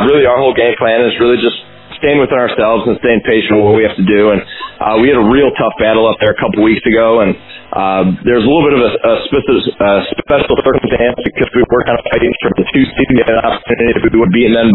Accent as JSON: {"language": "English", "country": "United States", "moved": "as an adult", "lives_now": "Graz, Austria", "said": "being an American out here and knowing nobody"}